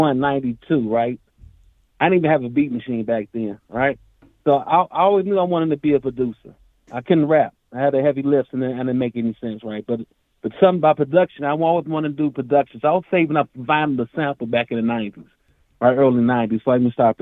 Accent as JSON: {"language": "English", "town": "Chicago", "region": "Illinois", "country": "United States", "tie": "born or raised there", "said": "I'm from Chicago"}